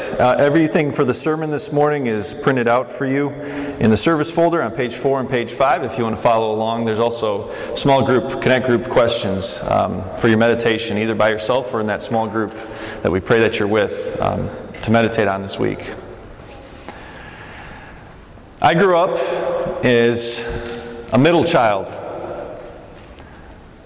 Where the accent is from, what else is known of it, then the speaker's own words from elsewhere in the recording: Oklahoma, United States; also born or lived in Chicago suburbs, Illinois; I grew up in Oklahoma for most of my life, but before we moved there, we lived in the suburbs of Chicago in the 90s, early 90s